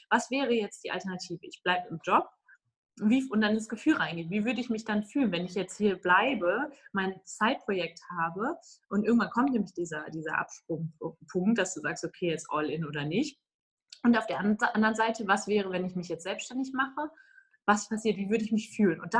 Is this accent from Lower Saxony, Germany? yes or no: no; Düsseldorf, North Rhine-Westphalia, Germany; ich bin zum Beispiel in Düsseldorf zwar aufgewachsen, aber in einem kleinen Teil von Düsseldorf